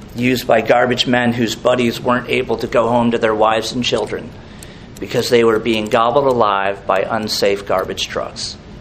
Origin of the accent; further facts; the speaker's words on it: Merritt Island, Florida, United States; when I grew up on Saturn Street, Merritt Island